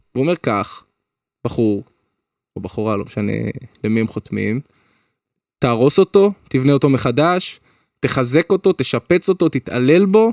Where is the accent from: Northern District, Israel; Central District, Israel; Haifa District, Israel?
Central District, Israel; Petah Tikva; אני גדלתי פתח תקווה